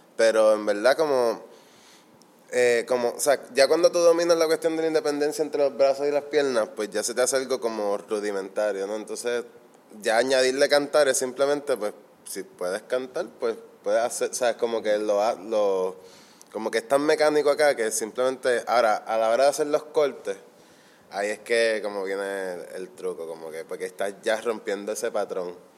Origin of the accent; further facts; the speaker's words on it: Fajardo, Puerto Rico; moved away as an adult; also born or lived in Berkeley; yo soy del Conqui. De hecho, yo me voy a mudar para allá ahora de nuevo.